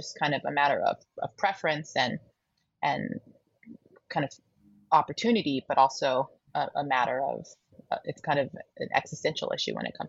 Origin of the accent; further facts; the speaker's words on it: Colorado, United States; also born or lived in Toronto; I'll be giving a reading at a bookstore in my home state of Colorado, at this bookstore, The Tattered Cover, which is a bookstore I grew up loving.